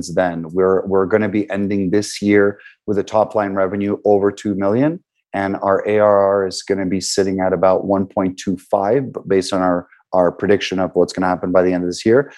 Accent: Canada; we're from Canada

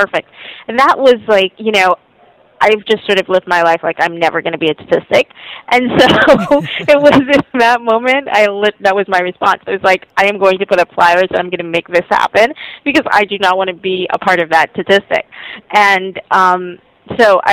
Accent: Jamaica; moved away; I'm originally from Jamaica

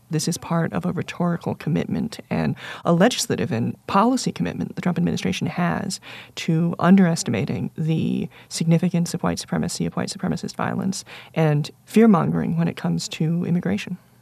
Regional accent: United States; I'm exactly as American as three of the women you named in terms of being born in the country

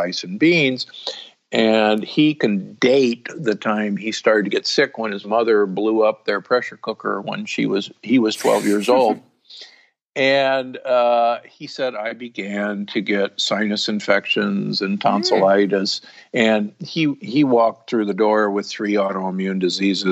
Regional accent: United States; also born or lived in Omaha, Nebraska / Milwaukee, Wisconsin; I grew up in Omaha and Milwaukee where, you know, beef and pork is king.

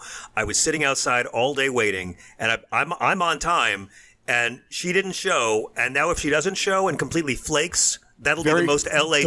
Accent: New York, United States; I'm from New York. I grew up in hurricanes

